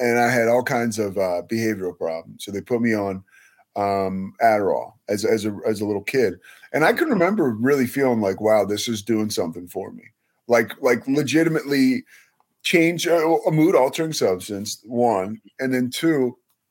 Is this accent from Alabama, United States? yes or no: no; Villanova, Pennsylvania, United States; I grew up outside of Philadelphia in an area, Villanova, where the college is